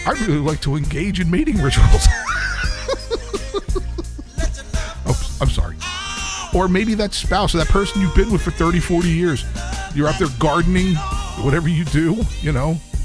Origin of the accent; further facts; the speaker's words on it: Kearny, New Jersey, United States; moved away; My hometown, Kearney, New Jersey